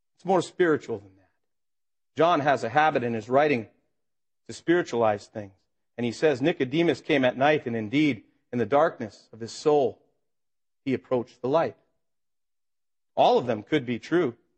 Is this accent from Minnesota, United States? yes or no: yes; Minnesota, United States; I grew up in Minnesota